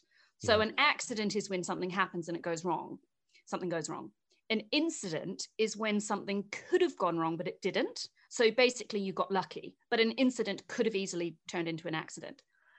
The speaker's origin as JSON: {"language": "English", "town": "Invercargill", "region": "Southland", "country": "New Zealand", "tie": "born or raised there", "said": "my first ever job was at an aluminium smelter, a really big one in my hometown of Invercargill."}